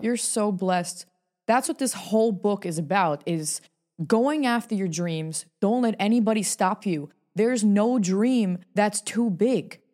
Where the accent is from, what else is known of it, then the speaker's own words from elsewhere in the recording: New York, United States; moved away as an adult; now in Hollywood, United States; I'm born and raised in New York